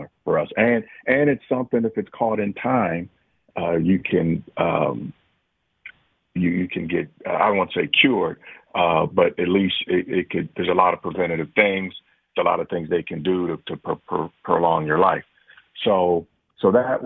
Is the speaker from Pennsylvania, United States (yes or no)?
no; Cincinnati, Ohio, United States; I grew up in Cincinnati